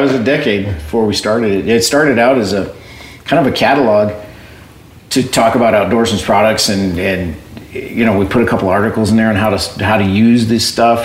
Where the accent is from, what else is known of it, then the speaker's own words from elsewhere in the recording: Southern Arizona, United States; I'm from born and raised in Southern Arizona